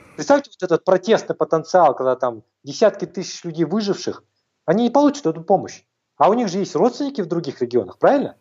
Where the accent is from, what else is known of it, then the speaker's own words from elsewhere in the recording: Almaty, Kazakhstan; я тоже как бы в Алмате родился, мой любимый город, э, э, без которого я долго не могу находиться